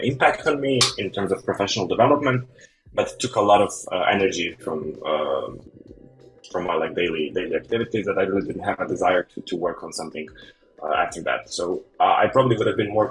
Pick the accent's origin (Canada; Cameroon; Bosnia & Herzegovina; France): Bosnia & Herzegovina; I'm a freelancer from Bosnia